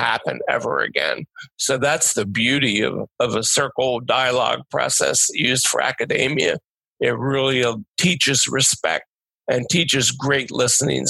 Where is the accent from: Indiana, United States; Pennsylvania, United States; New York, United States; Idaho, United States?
Pennsylvania, United States; Delaware County; I'm from Delaware County